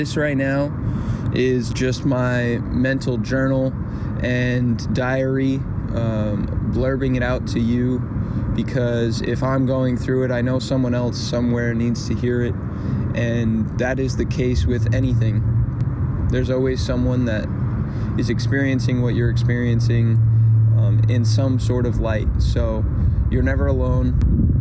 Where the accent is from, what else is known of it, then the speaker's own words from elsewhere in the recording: United States; I was born in the United States of America